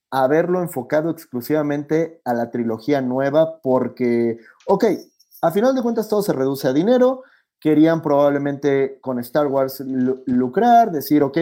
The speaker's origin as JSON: {"language": "Spanish", "country": "Ecuador", "said": "vengo desde Ecuador, tomar mi vuelo, pagar 500 dólares para bajarme en Miami"}